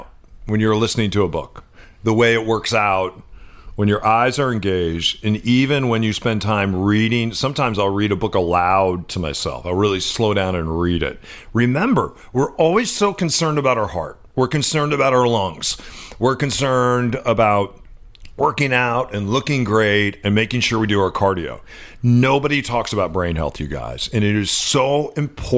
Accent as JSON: {"language": "English", "region": "Midwest", "country": "United States", "tie": "born or raised there", "moved": "yes", "lives_now": "Seattle, United States", "said": "which is where I played when I was growing up in the Midwest"}